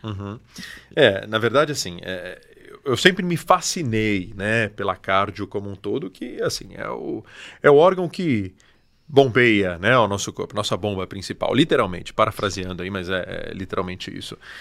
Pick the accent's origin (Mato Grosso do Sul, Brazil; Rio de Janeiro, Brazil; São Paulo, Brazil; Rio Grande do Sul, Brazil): São Paulo, Brazil; São José dos Campos; also born or lived in Mogi das Cruzes; Sou daqui, sou de São José e alguns anos eu tô voltei para cá